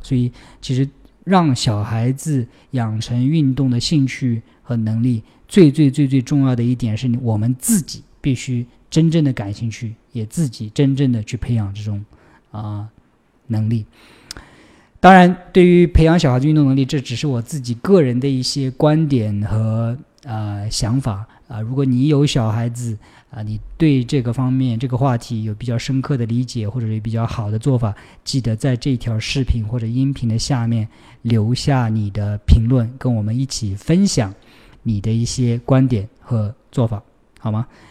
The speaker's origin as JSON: {"language": "Chinese", "country": "China", "tie": "born or raised there", "moved": "yes", "lives_now": "United States", "said": "我出生在中国，所以乒乓球基础还可以"}